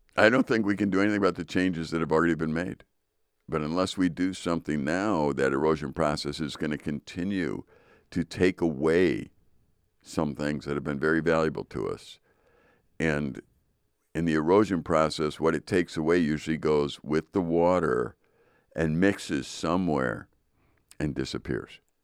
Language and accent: English; United States; we as American people